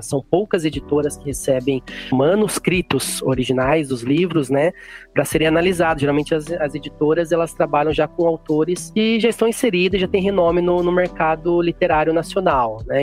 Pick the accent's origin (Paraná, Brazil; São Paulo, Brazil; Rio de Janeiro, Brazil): São Paulo, Brazil; Jundiaí; moved away as an adult; also born or lived in Mogi Mirim, São Paulo / Viçosa, Minas Gerais; now in Itanhaém, Brazil; Eu fui criado mesmo em Jundiaí, também no interior, fica bem próximo da, da capital.